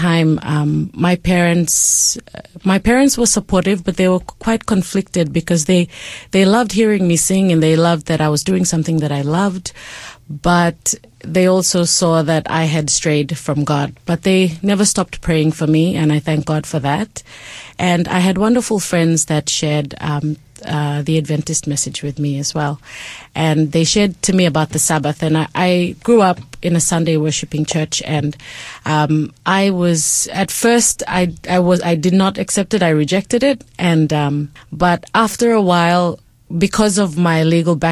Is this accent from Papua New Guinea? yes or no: yes; Port Moresby, National Capital District, Papua New Guinea; I was raised in Papua New Guinea, in Port Moresby is where I spent most of my life.